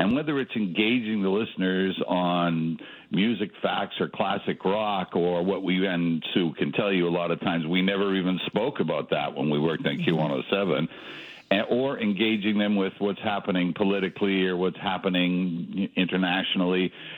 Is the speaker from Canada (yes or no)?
yes; Toronto, Ontario, Canada; born there; also born or lived in Edmonton / Calgary; It was the same when I moved from Edmonton to Calgary. I made many friends in both places, and they're basically, I think, what ties you to a city. I was born in Toronto.